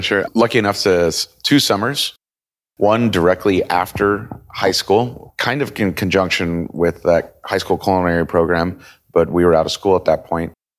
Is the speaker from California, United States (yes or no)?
no; Kansas City, Missouri, United States; moved away as an adult; also born or lived in Denver / Italy / Chicago; now in Miami, United States; I'm originally born and raised in Kansas City. So I w, lived there until I was about eighteen